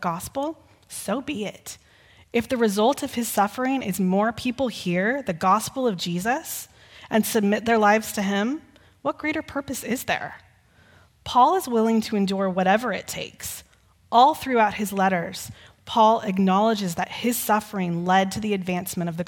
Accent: Texas, United States; Growing up in Texas, we would often hear stories about the Alamo.

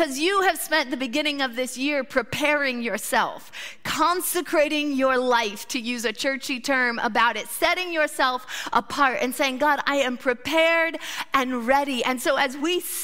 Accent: Midwest, United States; moved away as an adult; also born or lived in Australia; I grew up in the Midwest

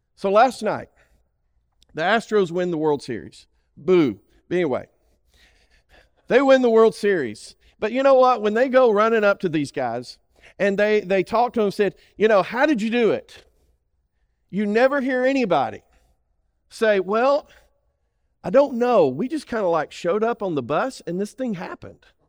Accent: Alabama, United States; I'm from Alabama.

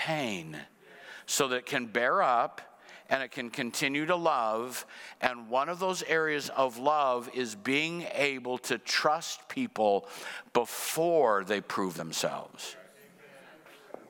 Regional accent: Cedar Rapids, Iowa, United States; moved away as an adult; my hometown, Cedar Rapids

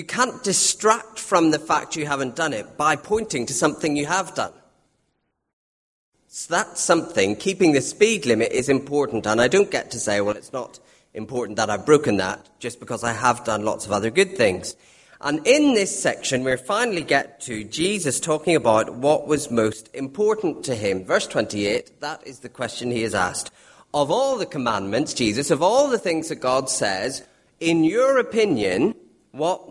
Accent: Northern Ireland, United Kingdom; being Northern Irish

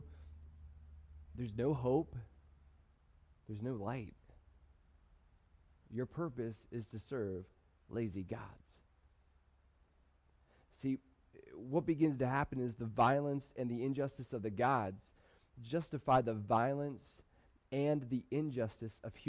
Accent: United States; I love being an American. I love being in America.

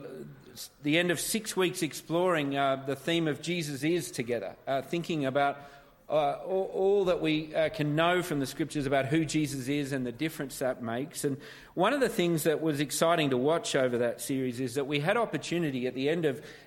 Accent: Canberra, Australian Capital Territory, Australia; also born or lived in Sydney; born in Canberra, Australia, which I like to try and keep quiet.

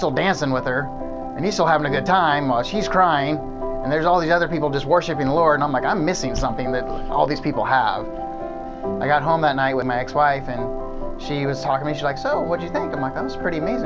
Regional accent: McCloud, California, United States; I grew up in McLeod, California. That's where I was born and raised

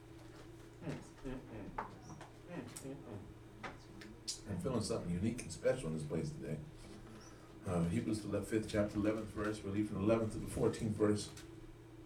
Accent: Los Angeles, California, United States; I grew up in the Midwest in Los Angeles

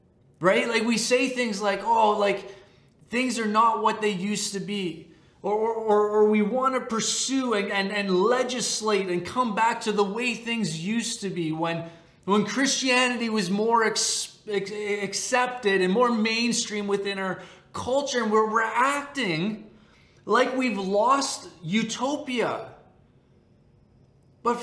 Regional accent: Canada; As a Canadian

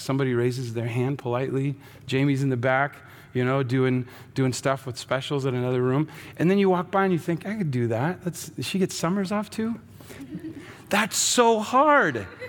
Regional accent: Seattle, Washington, United States; I grew up in Seattle

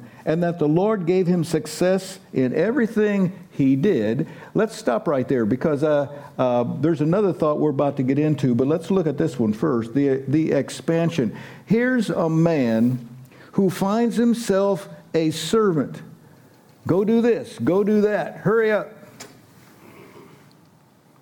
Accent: United States; us Americans

